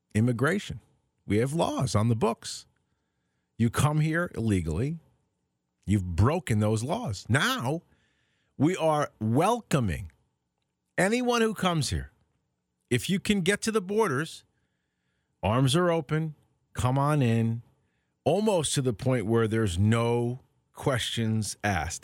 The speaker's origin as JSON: {"language": "English", "country": "United States", "tie": "born or raised there", "said": "I'm an American. I was born here"}